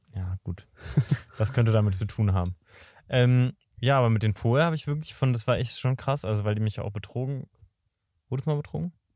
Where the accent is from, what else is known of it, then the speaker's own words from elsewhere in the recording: Berlin, Germany; moved away; also born or lived in Potsdam; ich bin ja quasi in Berlin aufgewachsen, also dann nach Potsdam gezogen